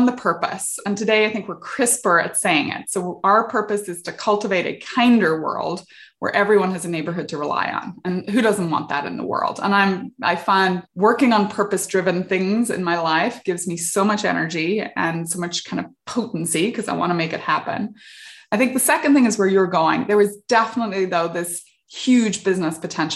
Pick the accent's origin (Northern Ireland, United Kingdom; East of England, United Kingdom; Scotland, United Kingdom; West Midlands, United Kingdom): Northern Ireland, United Kingdom; moved away as an adult; also born or lived in England / South Africa / Silicon Valley; now in California, United States; I grew up in the UK. I grew up in Northern Ireland during the Troubles